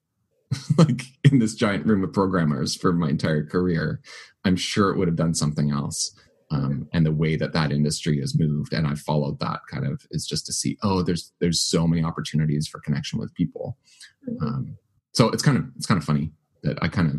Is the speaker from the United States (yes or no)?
no; Winnipeg, Manitoba, Canada; also born or lived in Vancouver / Selkirk, Manitoba; I grew up in Winnipeg, went to seminary in Vancouver, spent 5 years there